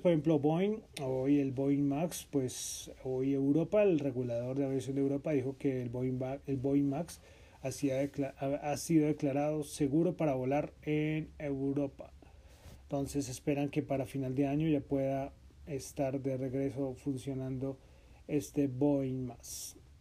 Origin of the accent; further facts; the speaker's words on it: Colombia; estamos aquí en Bogotá, somos colombianos